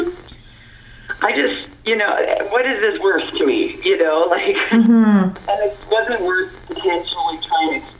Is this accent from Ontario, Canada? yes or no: yes; Prince Edward County, Ontario, Canada; moved away; I grew up in Prince Edward County, Ontario, and very rural community.